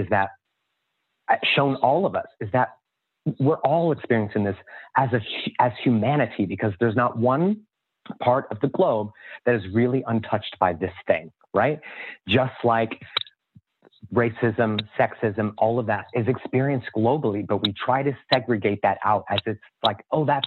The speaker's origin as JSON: {"language": "English", "region": "Indiana", "country": "United States", "tie": "born or raised there", "said": "I grew up in Indiana in an all-white town"}